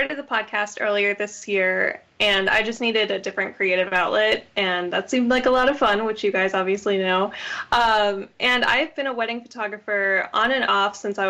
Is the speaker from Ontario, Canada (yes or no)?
yes; Grimsby, Ontario, Canada; moved away as an adult; also born or lived in New York City; now in New York, United States; I'm actually from Southern Ontario, up in Canada, which is where I got started in weddings. There's a lot of weddings going on there, and I came to New York 6 years ago.